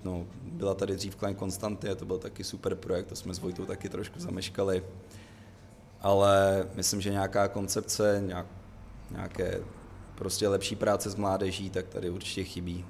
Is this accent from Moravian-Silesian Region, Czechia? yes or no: no; Cheb, Karlovy Vary Region, Czechia; já jsem ze západu, z Chebu